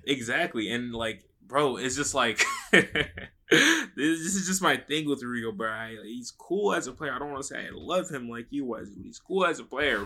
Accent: North Carolina, United States; moved away; also born or lived in Atlanta; I was born in North Carolina

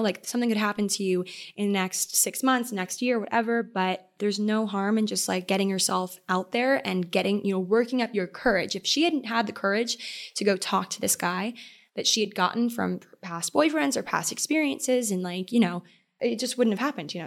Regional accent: Maryland, United States; moved away; I love the nautical vibe of Maryland. I love my hometown

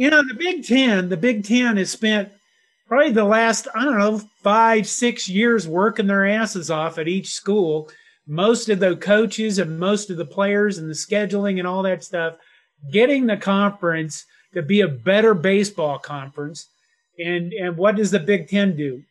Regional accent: Curtis, Nebraska, United States; moved away; my hometown of Curtis, Nebraska

